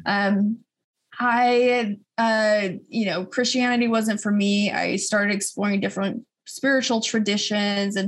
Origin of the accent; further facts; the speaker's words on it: Phoenix, Arizona, United States; now in Manhattan, United States; I grew up in Phoenix